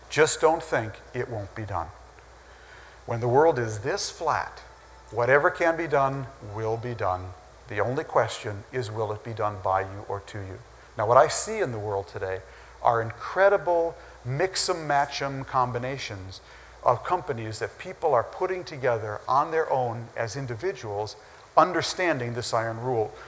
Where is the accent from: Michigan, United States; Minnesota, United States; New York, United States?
Minnesota, United States; growing up in Minnesota